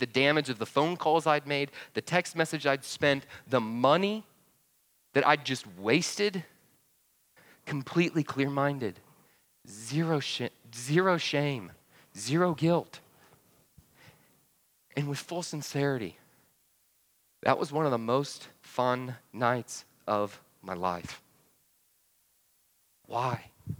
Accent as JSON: {"language": "English", "town": "Atlanta", "region": "Georgia", "country": "United States", "said": "Yeah, well, I was from Atlanta. We didn't two-step, right?"}